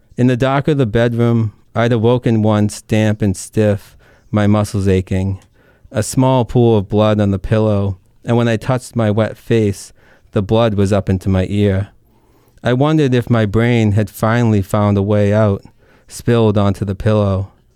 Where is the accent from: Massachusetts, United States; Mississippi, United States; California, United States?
Massachusetts, United States; Lowell; accent: Merrimack Valley; now in north of Boston, United States; I grew up right along the Merrimack off of the boulevard.